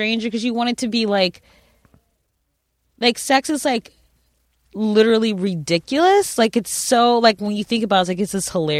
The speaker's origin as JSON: {"language": "English", "town": "Cleveland", "region": "Ohio", "country": "United States", "said": "I'm like from Cleveland."}